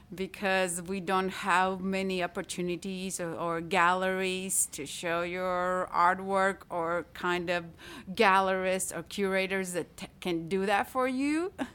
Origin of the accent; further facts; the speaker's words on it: Latvia; English is a second language; moved away as an adult; also born or lived in Italy; now in Tyler, Texas, United States; I studied art in my home country, in Latvia, I went to art academy there